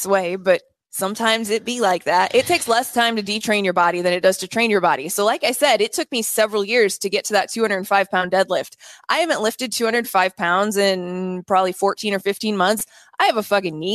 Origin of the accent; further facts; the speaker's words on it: Iowa, United States; I'm from Iowa